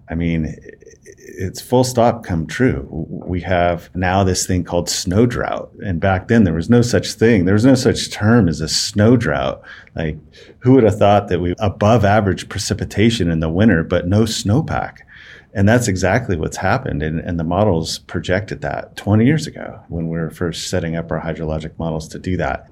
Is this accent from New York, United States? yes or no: no; Las Vegas, Nevada, United States; also born or lived in Reno, Nevada; I was born and raised in Las Vegas, uh, Nevada